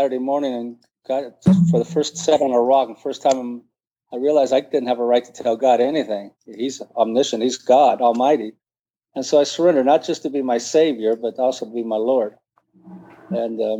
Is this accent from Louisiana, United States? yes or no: no; Bell, California, United States; also born or lived in Caribbean; I grew up in East LA area of Los Angeles, a little town called Bell.